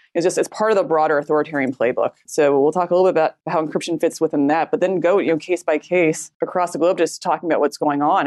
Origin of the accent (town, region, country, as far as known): United States